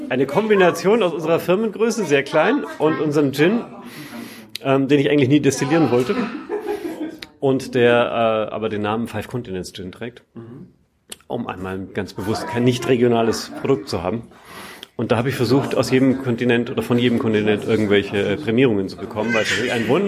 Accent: Bavaria, Germany; ich komme ursprünglich aus Franken und äh, Franken ist so zweigeteilt.

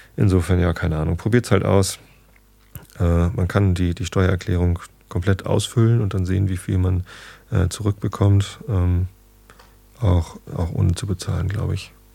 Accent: Northern Germany, Germany; als Norddeutscher.

